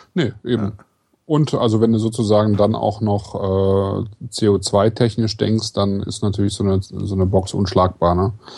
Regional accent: Kleve, North Rhine-Westphalia, Germany; ich bin ja in Kleve geboren

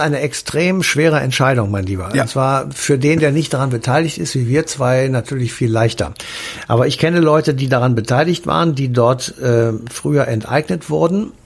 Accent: West Germany, Germany; als Wessi und überzeugter Wessi

